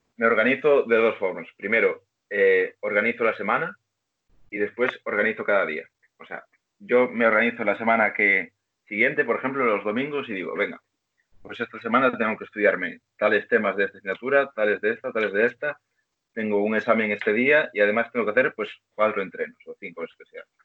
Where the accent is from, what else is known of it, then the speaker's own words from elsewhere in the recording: Vigo, Galicia, Spain; Soy gallego, tío, de Vigo